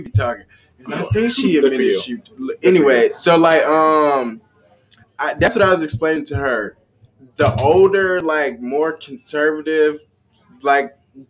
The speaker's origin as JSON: {"language": "English", "region": "the South", "country": "United States", "said": "I'm from the South."}